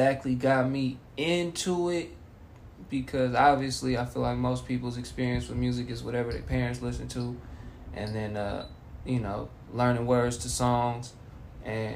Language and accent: English; Oakland, California, United States; also born or lived in Sacramento / Texas; now in Los Angeles, United States; I'm originally from Oakland, California, born and raised